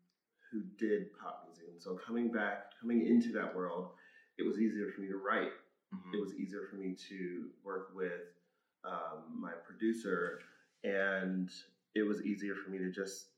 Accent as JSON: {"language": "English", "town": "Orangeburg", "region": "South Carolina", "country": "United States", "tie": "born or raised there", "said": "Born and raised, Orangeburg, South Carolina. It's a small town."}